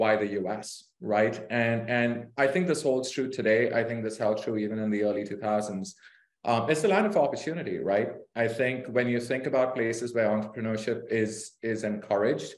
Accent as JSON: {"language": "English", "town": "Mumbai", "region": "Maharashtra", "country": "India", "tie": "born or raised there", "also_born_or_lived": "Pittsburgh, Pennsylvania, United States / Chicago, United States", "moved": "as an adult", "lives_now": "United States", "said": "I was born and raised in India, in a city called Bombay."}